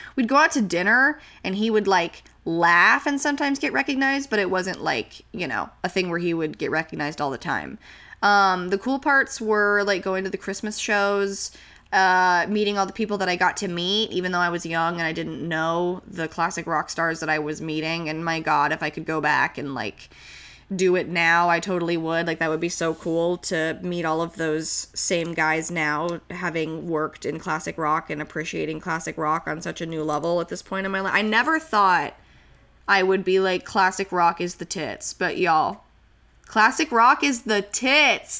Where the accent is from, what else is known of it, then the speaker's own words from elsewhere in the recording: Santa Clarita, California, United States; moved away; growing up in Santa Clarita